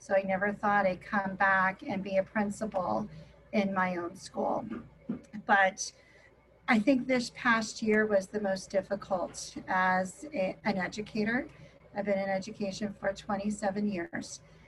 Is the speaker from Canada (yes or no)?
no; Tucson, Arizona, United States; I'm from Tucson, Arizona.